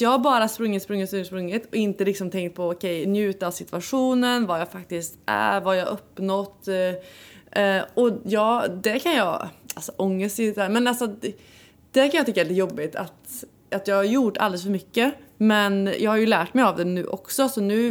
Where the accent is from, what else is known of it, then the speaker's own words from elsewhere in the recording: Värmland, Sweden; vi är ju båda från Värmland